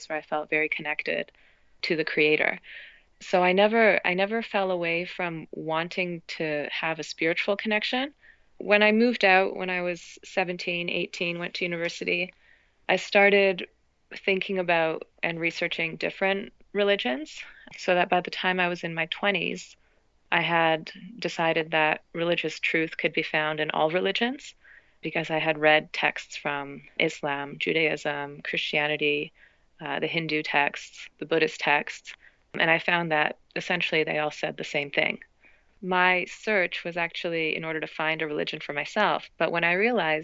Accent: Toronto, Ontario, Canada; So I grew up in Toronto, and I'm the first Canadian born in my family

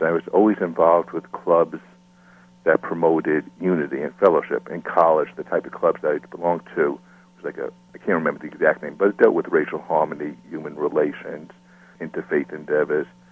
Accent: Smithtown, New York, United States; I grew up in Smithtown, Long Island, which is a town around 60 miles east of Manhattan. I lived here all my life.

